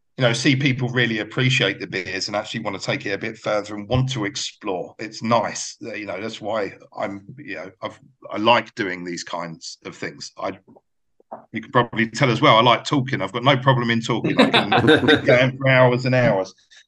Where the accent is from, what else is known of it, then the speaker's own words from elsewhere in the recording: United Kingdom; moved away; obviously my accent gives it all away, but I've actually lived, maybe you've gathered by me telling you of where I've lived and stuff, that I've lived longer out of the UK than I ever lived there.